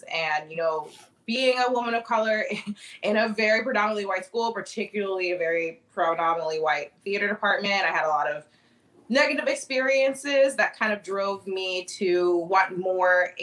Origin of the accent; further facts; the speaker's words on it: Annapolis, Maryland, United States; moved away as an adult; now in Chicago, United States; I've been in Chicago for the past 10 years, but I'm originally from Annapolis, Maryland